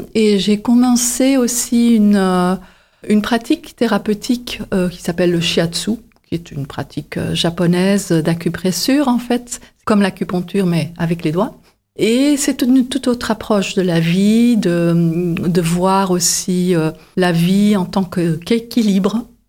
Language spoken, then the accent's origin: French; Antwerp, Flanders, Belgium; moved away as an adult; also born or lived in Paris; now in Montpellier, France; Je suis originaire de la Belgique et du côté flamand, euh, plus précisément Anvers.